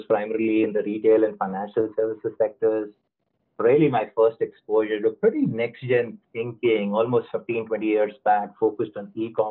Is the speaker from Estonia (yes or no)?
no; India; I'm originally from India